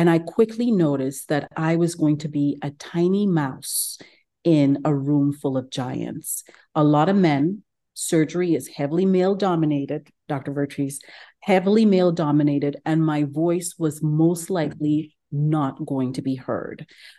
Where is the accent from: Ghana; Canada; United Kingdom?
Ghana; moved away as an adult; also born or lived in Geneva, Switzerland; now in Houston, United States; I'm originally from Ghana. I live in Houston, actually in West Houston, Katy. I moved to the United States probably about 20 years ago now, trained in Geneva, Switzerland for medical school